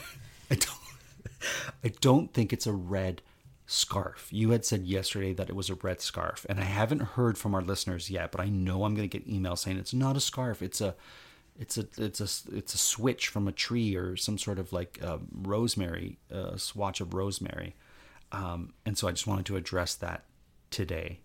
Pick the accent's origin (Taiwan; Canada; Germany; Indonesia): Canada; I'm sitting there as a Canadian